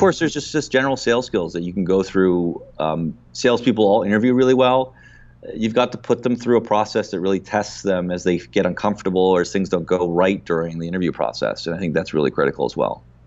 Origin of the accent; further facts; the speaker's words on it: Canada; as a Canadian founder